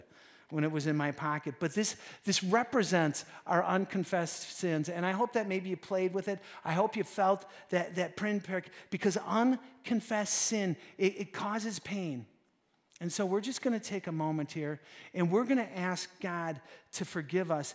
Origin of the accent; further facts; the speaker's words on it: Wisconsin, United States; We're from Wisconsin